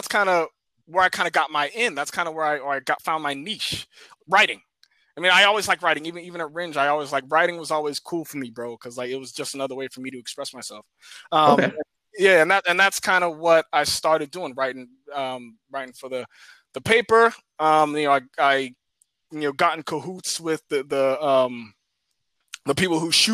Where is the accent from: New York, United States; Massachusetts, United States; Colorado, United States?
Massachusetts, United States; Cambridge; I'm from Cambridge